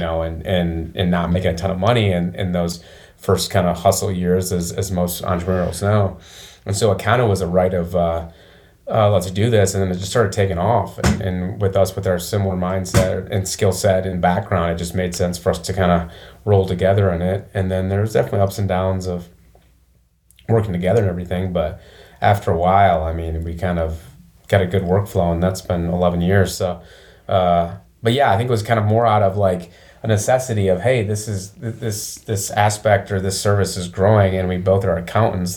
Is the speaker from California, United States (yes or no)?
no; Flint, Michigan, United States; moved away as an adult; also born or lived in Chicago / Detroit; now in Nashville, United States; Mid Michigan, like uh, Flint area, basically yeah. um, Flint, and then I went to Michigan State